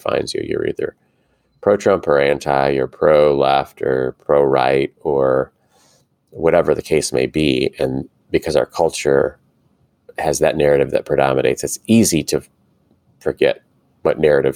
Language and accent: English; United States; as American Christians